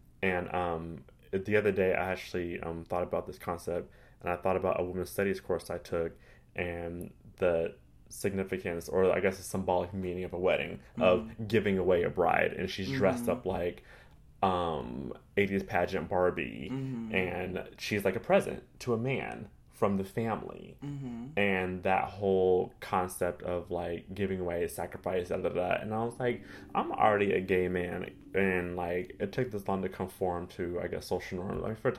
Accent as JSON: {"language": "English", "region": "California", "country": "United States", "lives_now": "Los Angeles, United States", "said": "They're both doing very well out here in Los Angeles. We're all came from Orange County, all migrated to LA."}